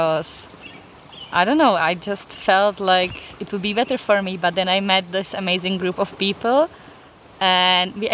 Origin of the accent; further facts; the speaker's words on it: Czechia; I'm from Czech Republic